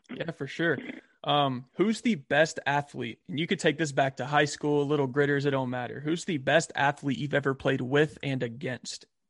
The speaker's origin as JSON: {"language": "English", "town": "Albany", "region": "Georgia", "country": "United States", "tie": "born or raised there", "said": "I'm a fellow Georgia boy, so I grew up in Albany, Georgia."}